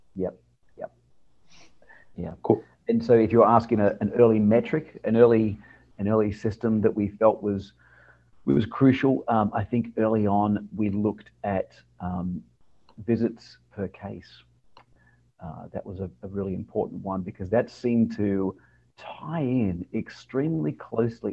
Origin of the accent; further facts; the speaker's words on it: Adelaide, South Australia, Australia; now in New Orleans, United States; born and raised in Australia, um, lived in a town called Adelaide which is on the south coast uh, of Australia.